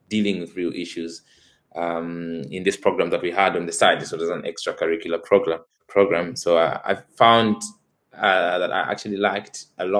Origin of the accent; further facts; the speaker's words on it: Zambia; moved away as an adult; now in Amsterdam, Netherlands; growing up in Zambia